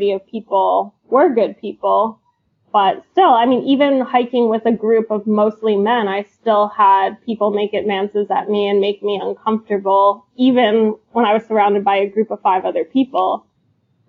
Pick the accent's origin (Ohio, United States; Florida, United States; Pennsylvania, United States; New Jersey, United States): Pennsylvania, United States; Philadelphia; I grew up in a safe area, Philadelphia